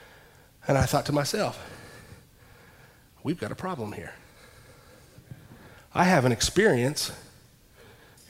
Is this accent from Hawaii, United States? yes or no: no; Ashland, Kentucky, United States; I'm from Ashland, Kentucky